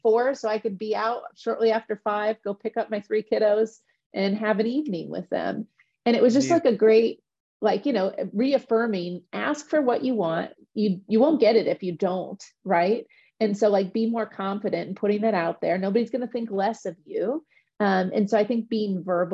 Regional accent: Midwest, United States; I'm from the Midwest

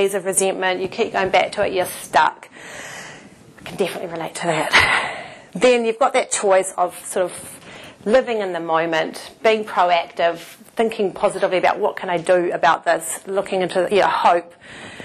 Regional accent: Palmerston North, Manawatū-Whanganui, New Zealand; moved away as an adult; also born or lived in Auckland / Japan; I was from Palmerston North. I went to Auckland.

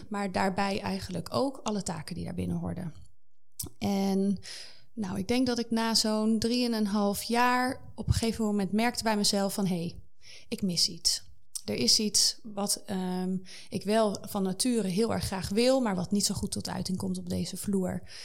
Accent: Zeewolde, Flevoland, Netherlands; moved away as an adult; Ik ben eh, opgegroeid in een heel klein dorpje in Zeewolde

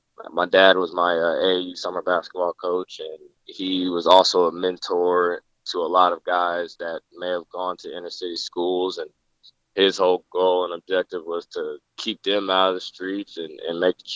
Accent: Indianapolis, Indiana, United States; I grew up in Indianapolis, Indiana

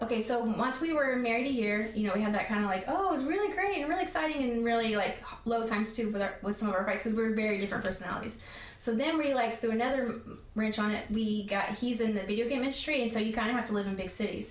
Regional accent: Tennessee, United States; moved away as an adult; also born or lived in Newport News, Virginia / South Carolina; I was born in Virginia, Newport News, Virginia. Okay. And so when I my mom got the divorce, that we moved to Tennessee

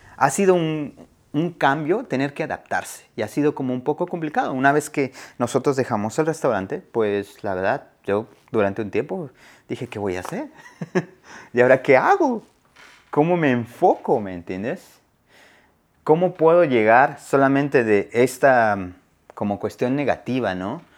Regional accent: Oaxaca, Mexico; now in Asheville, United States; Fui a Oaxaca por dos semanas. Me fui a mi pueblo

